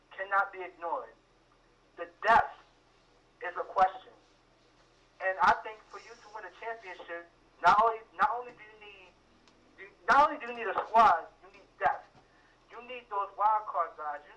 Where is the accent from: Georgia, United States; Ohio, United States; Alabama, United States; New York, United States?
New York, United States; New York City; I'm from Brooklyn